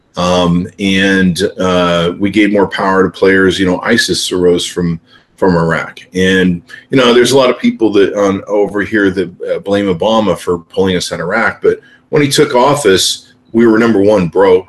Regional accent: United States; an American citizen

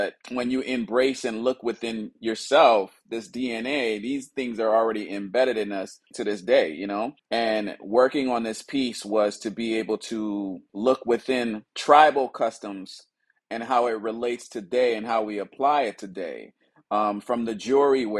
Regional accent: Liberia; now in Los Angeles, United States; I'm originally from West Africa, Liberia, based out of Los Angeles, California

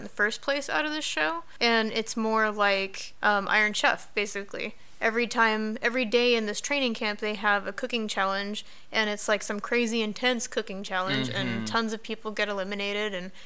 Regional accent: United States; we're American

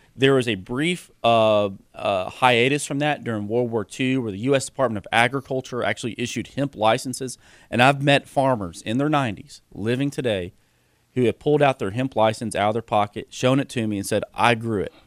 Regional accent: Georgetown, Kentucky, United States; We have a company in Georgetown, my hometown

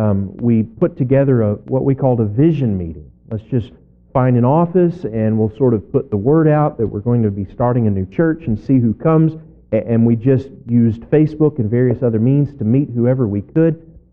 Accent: Kentucky, United States; also born or lived in Northwest Arkansas; now in Arkansas, United States; I grew up in Kentucky, but no place had ever felt like home like Northwest Arkansas.

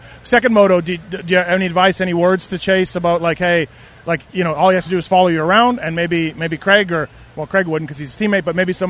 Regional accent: Canada; I'm Canadian.

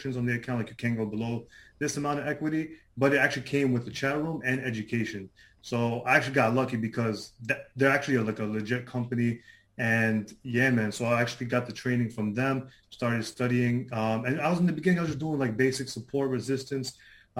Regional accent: New York City, New York, United States; So I'm from Queens, New York, if people are familiar with that. I lived here my whole life. I was born here in Queens

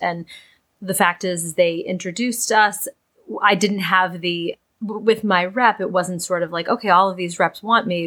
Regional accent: Boston, Massachusetts, United States; moved away as an adult; also born or lived in New York City; my hometown in Boston

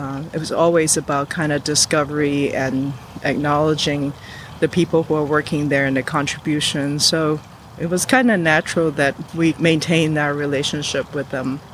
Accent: Hong Kong; also born or lived in New York; now in Los Angeles, United States; growing up in Hong Kong, being middle class means that there is a nanny

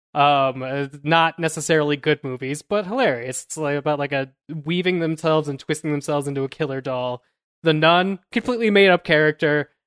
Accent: Louisville, Colorado, United States

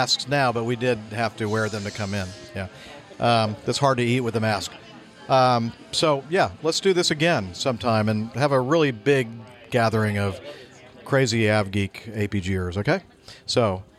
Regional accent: Los Alamitos, California, United States; where I grew up in Los Alamitos

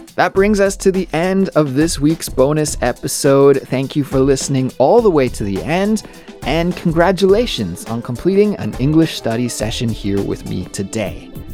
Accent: Kelowna, British Columbia, Canada; moved away as an adult; now in Seoul, South Korea; Kelowna is my hometown, but that I hadn't lived there for at least fifteen years

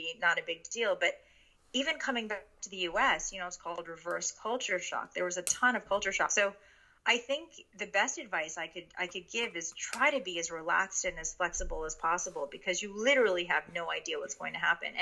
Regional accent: New York City, New York, United States; first language Japanese; English is a second language; moved away as an adult; also born or lived in Connecticut / Hong Kong / Shanghai; I grew up in this area predominantly between New York City and Connecticut. And I am the product of a Japanese immigrant. So at home, we were very culturally and linguistically Japanese. So Japanese is my first language

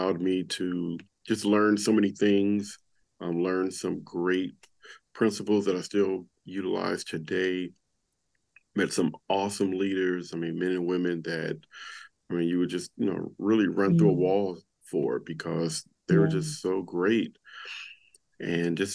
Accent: Compton, California, United States; moved away; growing up in Compton, it was the fourth most dangerous city in America.

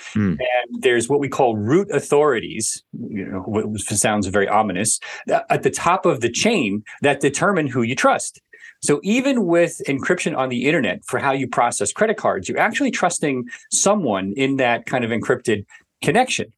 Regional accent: New York City, New York, United States; growing up in New York City

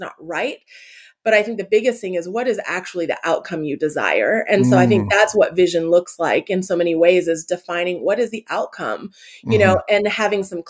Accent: Canada; also born or lived in California; now in Atlanta, United States; I grew up in Canada

